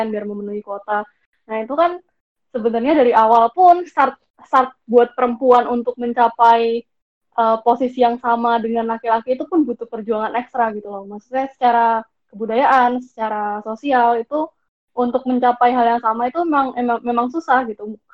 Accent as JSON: {"language": "Indonesian", "region": "Bali", "country": "Indonesia", "said": "Kalau kalau di daerahku sendiri, karena aku dari karena aku dari Bali"}